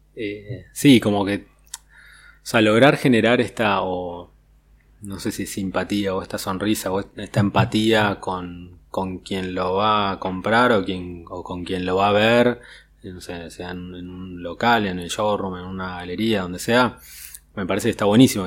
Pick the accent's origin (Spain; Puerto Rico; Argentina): Argentina; la, identidad argentina